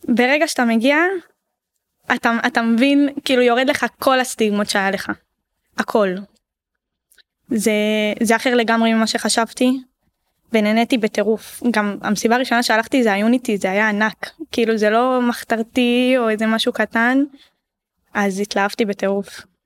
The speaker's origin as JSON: {"language": "Hebrew", "town": "Ashdod", "region": "Southern District", "country": "Israel", "tie": "born or raised there", "said": "גדלנו באשדוד"}